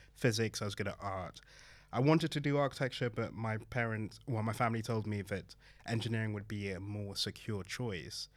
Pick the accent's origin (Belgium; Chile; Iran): Belgium; also born or lived in Manchester / Hackney, London; now in London, United Kingdom; being the kind of son of Nigerian immigrants, growing up in Belgium